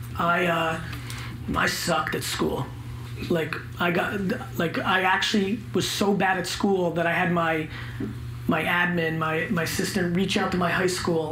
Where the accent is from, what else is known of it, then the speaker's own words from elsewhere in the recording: New York City, New York, United States; also born or lived in Belarus; When I came to America, I was 3 years old. I lived in a studio apartment in Queens